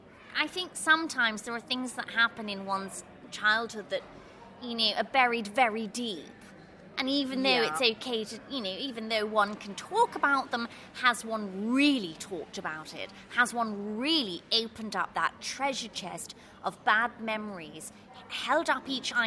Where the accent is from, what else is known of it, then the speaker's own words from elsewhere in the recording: England, United Kingdom; No, I say, okay, I'm English, don't worry about it. Yeah, I speak a bit of French, you know, from school.